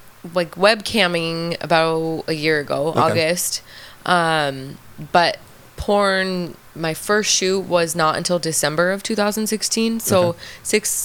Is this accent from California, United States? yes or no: yes; Southern California, United States; moved away as an adult; also born or lived in Arizona; now in California, United States; Originally from Southern California.